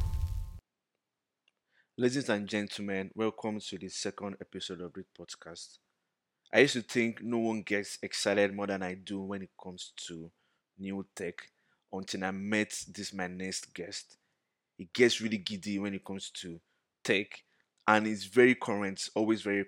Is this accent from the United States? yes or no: no; Nigeria; we grew up in Nigeria.